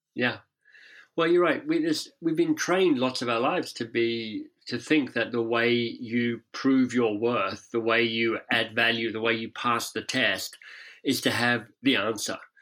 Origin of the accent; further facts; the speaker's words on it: Canberra, Australian Capital Territory, Australia; moved away as an adult; also born or lived in England / United States; now in Toronto, Canada; I grew up in Canberra, so the much maligned national capital down there.